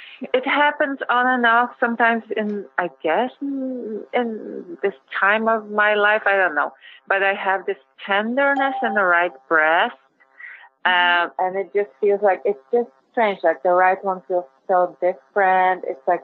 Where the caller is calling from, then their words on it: New York City, New York, United States; I'm calling from New York.